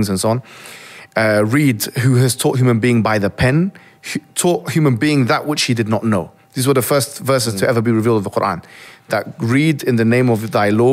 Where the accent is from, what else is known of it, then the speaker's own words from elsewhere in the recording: Alexandria, Alexandria Governorate, Egypt; moved away; I'm originally from Egypt in Alexandria, yeah? Mm-hmm. It's my hometown.